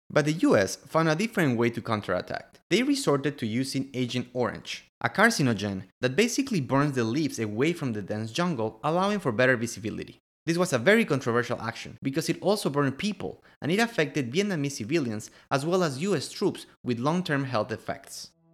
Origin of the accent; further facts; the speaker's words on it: Quito, Pichincha, Ecuador; I'm from Quito, Ecuador.